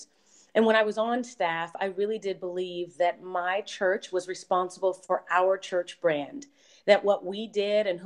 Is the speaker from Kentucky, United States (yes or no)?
no; Baltimore, Maryland, United States; now in Charlotte, United States; I'm from Baltimore